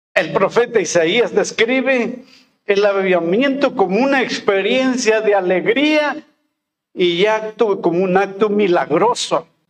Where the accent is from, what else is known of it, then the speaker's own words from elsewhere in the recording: Molango, Hidalgo, Mexico; moved away as an adult; also born or lived in Oaxaca; now in Álamo, Mexico; al regresar a mi pueblo, que es este Molango en el estado de Hidalgo